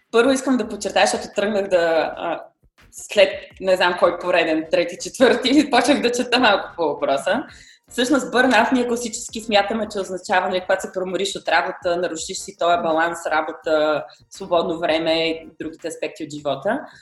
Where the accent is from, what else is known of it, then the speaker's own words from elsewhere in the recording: Bulgaria; moved away as an adult; also born or lived in Germany; средата, в която сме израснали в България